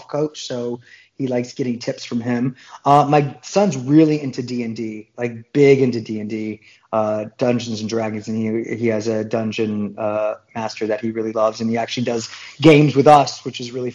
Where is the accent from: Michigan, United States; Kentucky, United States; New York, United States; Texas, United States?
Michigan, United States; Detroit; moved away; I grew up in Detroit, Michigan